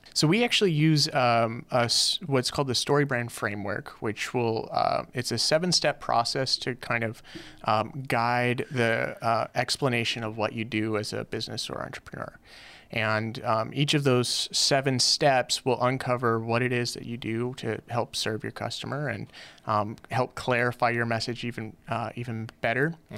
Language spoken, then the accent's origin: English; Los Angeles, California, United States; moved away as an adult; now in Hawaii, United States; I grew up, uh, in, uh, in L A in a little, uh, little hood called Van Nuys